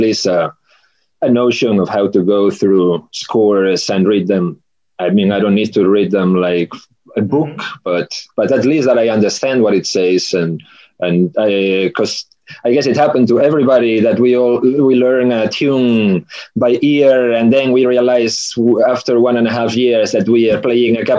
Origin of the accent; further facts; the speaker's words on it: Galicia, Spain; I'm from Galicia